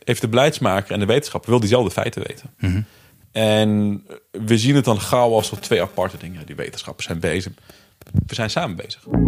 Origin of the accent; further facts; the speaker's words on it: Netherlands; Ik ben zelf opgegroeid in Bijum achterstandswijk.